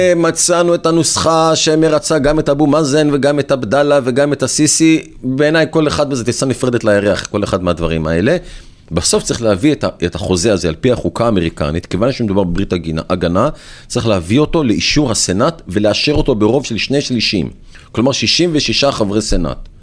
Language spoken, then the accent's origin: Hebrew; Israel; לנו כישראלים